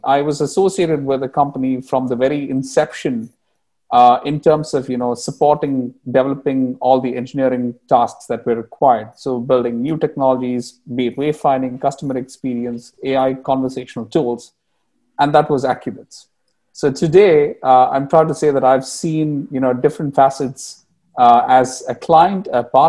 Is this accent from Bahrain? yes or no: yes; Bahrain; English is a second language; moved away as an adult; also born or lived in India; The background about me, I grew up in the Middle East, spent a lot of my time in Bahrain, graduated in engineering, computer engineering from India